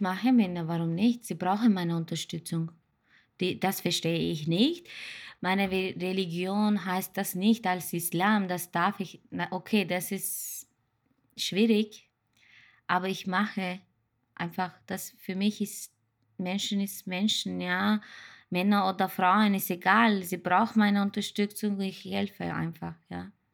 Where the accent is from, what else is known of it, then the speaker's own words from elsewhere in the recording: Turkey; German is a second language; moved away as an adult; now in Austria; Ich komme aus der Türkei, bin jetzt seit 2005, ich bin 15 Jahre in Österreich